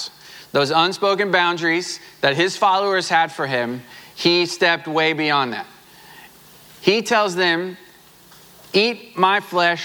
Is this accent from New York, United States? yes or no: no; Southwest Missouri, United States; moved away; I grew up in Southwest Missouri